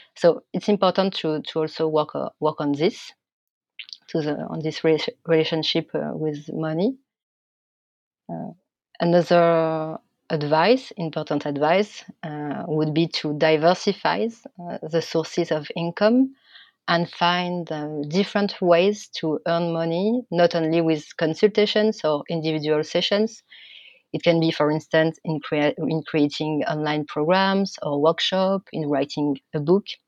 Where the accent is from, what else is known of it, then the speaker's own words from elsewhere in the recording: France; accent: French; English is a second language; my French accent